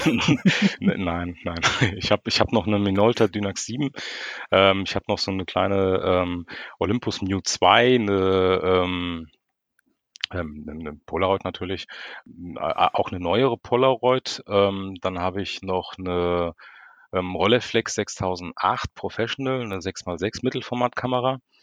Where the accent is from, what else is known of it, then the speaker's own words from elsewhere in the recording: Frankfurt, Hesse, Germany; ich bin Frankfurter Bub, ich komme aus Frankfurt, bin hier geboren